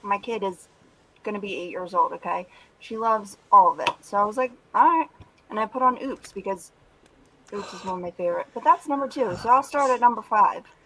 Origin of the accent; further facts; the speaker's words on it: Philadelphia, Pennsylvania, United States; Southern Philadelphia